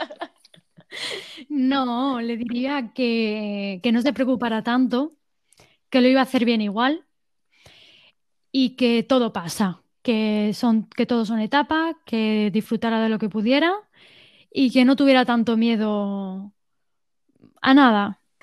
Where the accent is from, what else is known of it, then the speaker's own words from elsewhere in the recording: Estepona, Andalusia, Spain; also born or lived in England; volví a mi pueblo, a Estepona